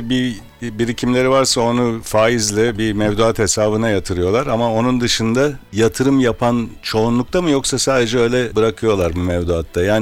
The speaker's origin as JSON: {"language": "Turkish", "region": "Ankara", "country": "Turkey", "said": "Evet Ankara'dan geldim."}